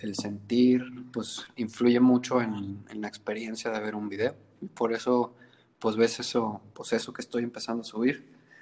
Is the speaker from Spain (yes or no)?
no; Monterrey, Nuevo León, Mexico; moved away as an adult; now in Colima, Mexico; nací en Monterrey y luego en la secundaria me vine para